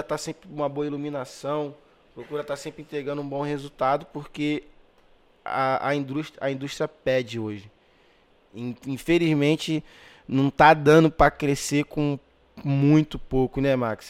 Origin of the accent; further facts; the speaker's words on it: Magé, Rio de Janeiro, Brazil; moved away as an adult; also born or lived in Pavuna, Rio de Janeiro; Eu não era tão valorizado ali na minha, na minha cidade